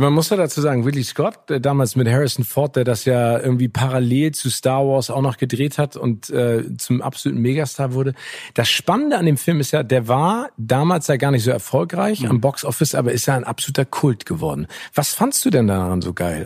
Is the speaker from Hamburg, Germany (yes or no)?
yes; Hamburg, Germany; meiner Heimatstadt Hamburg